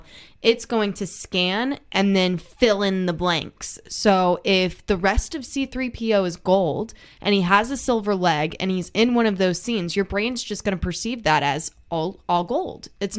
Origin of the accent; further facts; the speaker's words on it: the South, United States; accent: Southern; down here in the South, I mean, you know this. I've learned to hide my southern accent as I've gotten older, so it's not as strong or twangy as it was growing up.